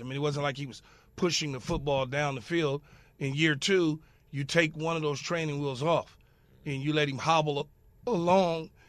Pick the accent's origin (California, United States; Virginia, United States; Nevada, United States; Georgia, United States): California, United States; Los Angeles; growing up in South Los Angeles